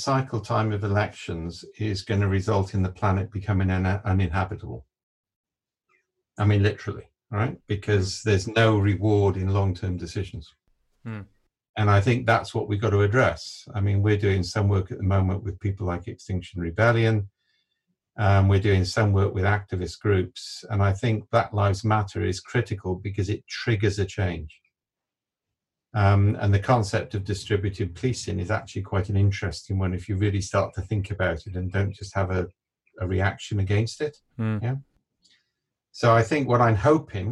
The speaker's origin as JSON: {"language": "English", "region": "Wales", "country": "United Kingdom", "said": "I'm Welsh"}